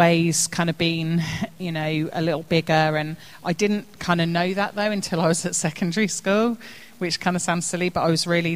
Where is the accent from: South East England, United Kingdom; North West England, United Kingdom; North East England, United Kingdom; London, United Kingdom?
South East England, United Kingdom; Woodley; also born or lived in Reading; So I was born in Reading, at Delwood, and grew up in Woodley